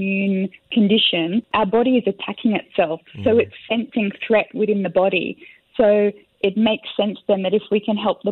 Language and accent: English; Sydney, New South Wales, Australia; moved away as an adult; now in Singapore; I'm from Australia, Sydney